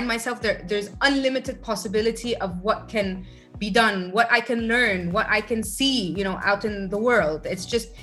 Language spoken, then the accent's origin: English; Egypt; moved away; also born or lived in United States / Rome, Italy / Geneva, Switzerland; I was born and raised in Egypt, lived abroad a few times. I lived in the US, I lived in Rome, I lived in Geneva, Switzerland.